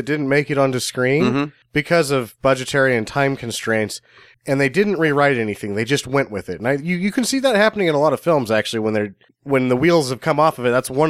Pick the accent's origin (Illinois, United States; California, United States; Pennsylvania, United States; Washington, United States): Illinois, United States; So that's just like, oh, we're from Illinois.